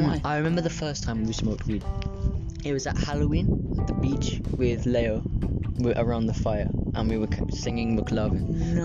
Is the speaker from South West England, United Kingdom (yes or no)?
yes; Somerton, South West England, United Kingdom; also born or lived in Tunbridge Wells / Polperro / Islas Baleares; now in Balearic Islands, Spain; we moved there when I was three, and then when I turned I think four, uh, we moved to Somerton, and we moved into a, bu- a little bungalow underneath my um my grandparents' house